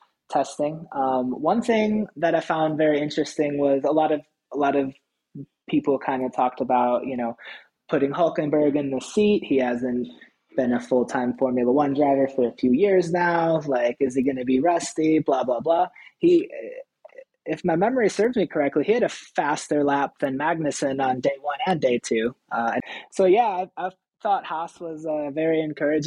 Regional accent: Midwest, United States; I'm from the Midwest

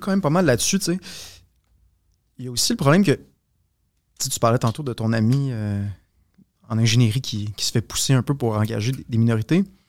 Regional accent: Quebec, Canada; nous en tant que Québécois

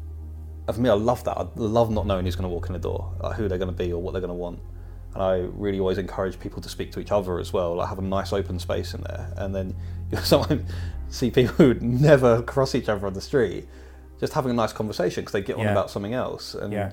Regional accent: East of England, United Kingdom; moved away as an adult; now in London, United Kingdom; I grew up in Hertfordshire, in a couple of towns and a couple of villages in Hertfordshire, and then I moved to London when I was about 19, maybe 20

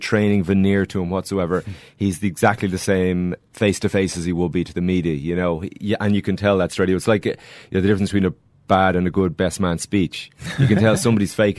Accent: Leinster, Ireland; I'm from Leinster

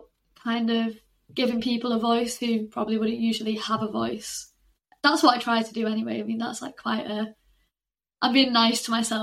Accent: St Helens, North West England, United Kingdom; moved away as an adult; now in Salford, United Kingdom; I'm from St Helens, which is like 40 minutes down the road from Manchester. It's like right in between Manchester and Liverpool.

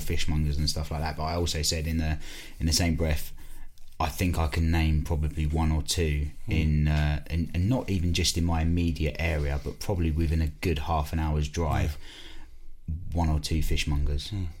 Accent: Basildon, East of England, United Kingdom; I'm from Basildon in Essex

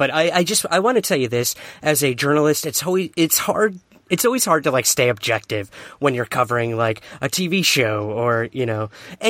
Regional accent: New York City, New York, United States; As a boy from Queens

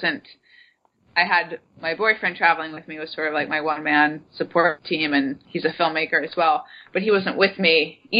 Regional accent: United States; I'm an American

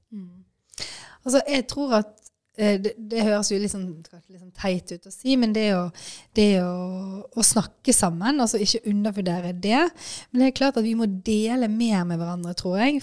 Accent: Bergen, Vestland, Norway; Jeg er jo fra Bergen, heier på Brann.

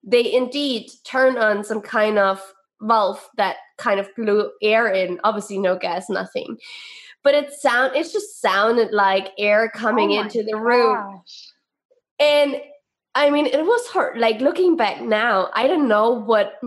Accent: East Germany, Germany; we are from East Germany

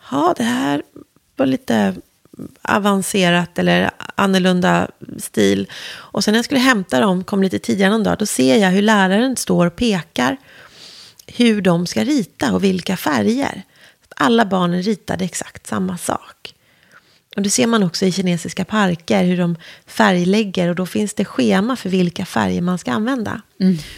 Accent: Värmdö, Stockholm County, Sweden; also born or lived in Nälsta; Eh, och när jag var ett år flyttade vi till Värmdö så jag i mitt hjärta och själ är ju en skärgårdsunge.

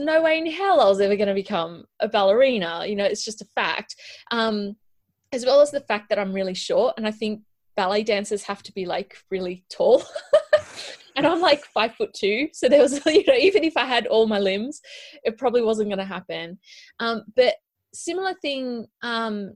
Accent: Sydney, New South Wales, Australia; accent: Australian; moved away as an adult; now in United Kingdom; I was born and raised in Sydney, Western Sydney

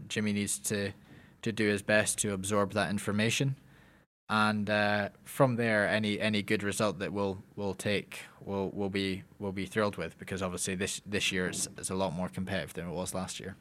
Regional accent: Lockerbie, Scotland, United Kingdom; I am from Lockerbie, Scotland

